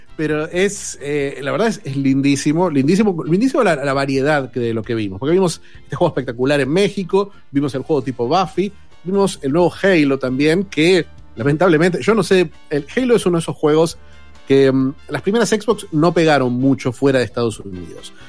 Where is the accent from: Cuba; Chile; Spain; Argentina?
Argentina; como todo argentino